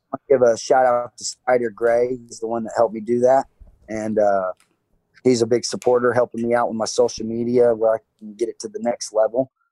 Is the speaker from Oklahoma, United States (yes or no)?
yes; Oklahoma, United States; here in Oklahoma, m- medical marijuana is legal and Harvest Health and the Plug 91A are big dispensaries here in my hometown